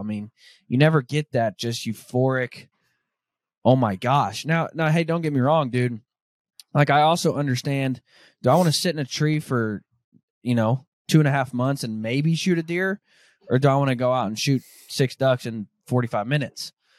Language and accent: English; Arkansas, United States; I grew up in Arkansas. And so I grew up a duck hunter.